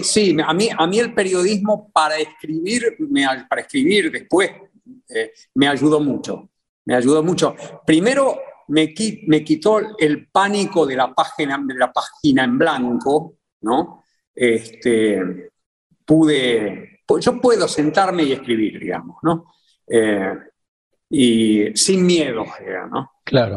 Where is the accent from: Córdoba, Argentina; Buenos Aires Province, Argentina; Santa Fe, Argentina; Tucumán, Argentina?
Buenos Aires Province, Argentina; Ramos Mejía; yo soy de, ah, de, de Buenos Aires. Buenos Aires, en algún momento de un lado de la General Paz, Ramos Mejía